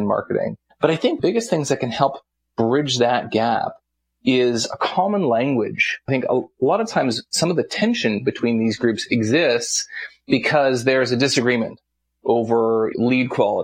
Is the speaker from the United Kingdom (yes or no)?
no; Canada; I'm Canadian